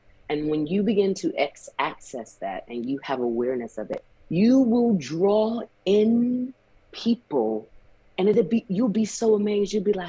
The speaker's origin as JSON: {"language": "English", "region": "the South", "country": "United States", "tie": "born or raised there", "said": "child, I grew up in the South where there's a big family and we have barbecues and cookouts."}